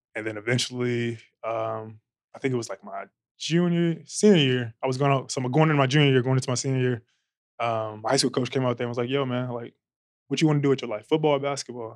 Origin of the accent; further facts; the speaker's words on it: Long Beach, California, United States; I'm from Long Beach, California, born and raised